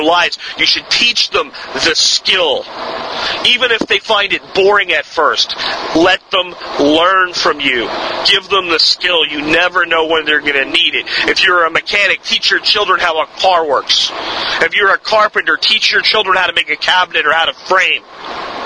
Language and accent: English; United States; my birthright as an American